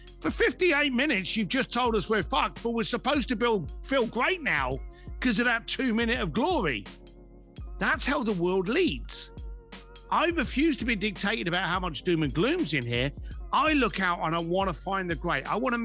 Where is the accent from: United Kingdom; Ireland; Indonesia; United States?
United Kingdom; London; as a young lad growing up in East London with no money